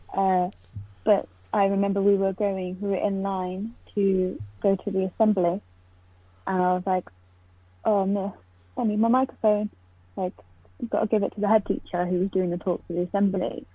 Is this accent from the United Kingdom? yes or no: yes; Poole, South West England, United Kingdom; moved away as an adult; now in Oxford, United Kingdom; I'm from Poole, but I always say Bournemouth because no one knows where Poole is, but it's right next door.